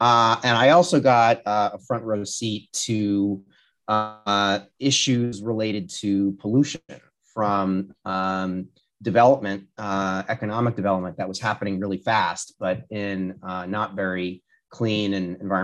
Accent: Rhode Island, United States; moved away; also born or lived in Washington, District of Columbia, United States; I'm from Rhode Island. Well, born Rhode in Island. DC, but yeah, I'm a Rhode Islander

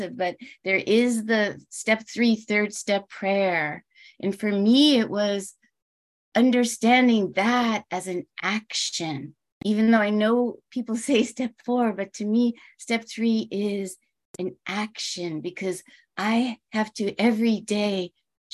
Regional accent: New York, United States; now in California, United States; I'm from New York

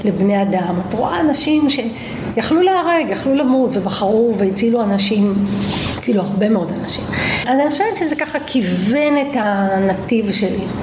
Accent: Petah Tikva, Central District, Israel; also born or lived in Vilnius, Lithuania / Givat Shmuel; נולדתי בווילנה, ברית המועצות לשעבר, ההורים שלי באו משם, הגענו למה שנקרא פרדס רובין, היום זה גבעת שמואל, אז היא הייתה מעברת עולים, ושנה אחרי הגענו לפתח תקווה, הגעתי לפתח תקווה בגיל חמש, מאז אני גרה בפתח תקווה

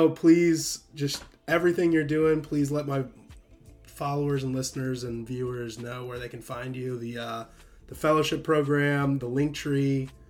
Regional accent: the American South, United States; me as a Southerner

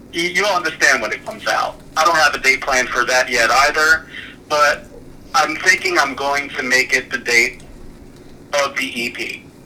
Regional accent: near Atlantic City, New Jersey, United States; I'm in Jersey. I'm a Jersey boy

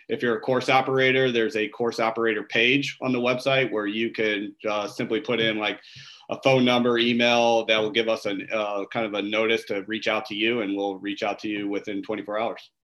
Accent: O'Fallon, Illinois, United States; growing up, my my family owned an ice cream uh, store in in our hometown of O'Fallon, Illinois. I'm from the Midwest

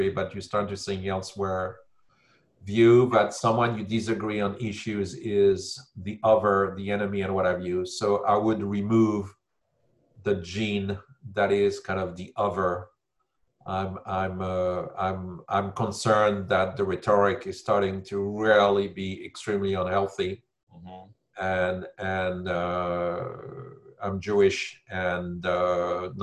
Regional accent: Paris, Île-de-France, France; moved away; I'm from Paris.

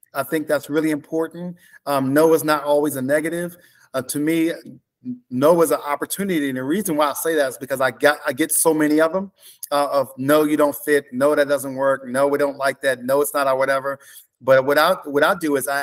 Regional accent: Baltimore, Maryland, United States; I'm from Baltimore, Maryland

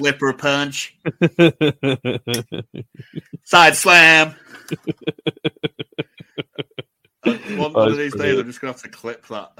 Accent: England, United Kingdom; as an English person

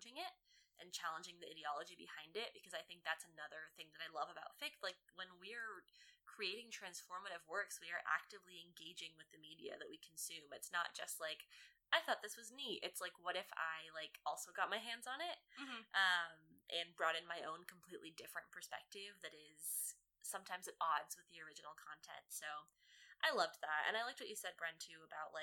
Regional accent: United States; as an American woman in the 21st century

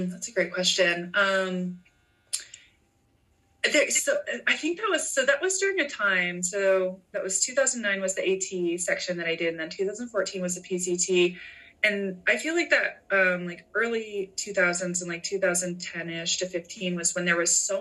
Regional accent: Midwest, United States; growing up in the Midwest

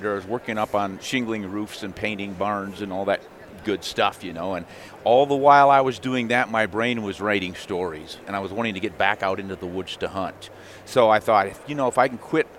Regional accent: South Dakota, United States; the Black Hills of South Dakota. It was my home state

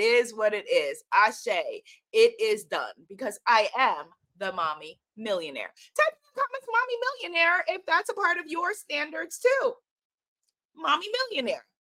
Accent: New York, United States; accent: New York; my New York accent

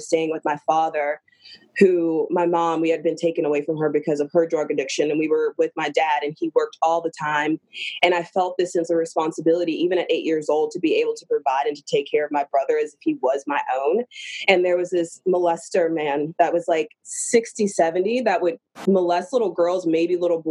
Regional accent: the South, United States; I'm from the South and that's what we

